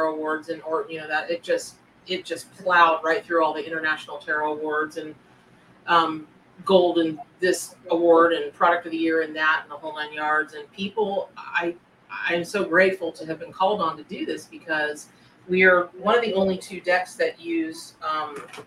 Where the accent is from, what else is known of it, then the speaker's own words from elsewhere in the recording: Florida, United States; I grew up in the South. I grew up around lots of animals of different kind out in the, you know, the wilds of Florida